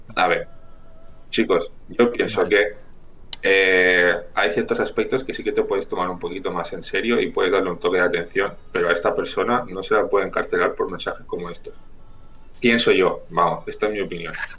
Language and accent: Spanish; Chile; now in Spain; mi familia es de campo y aparte somos de Chile, o sea que imaginaros la zona rural de los Andes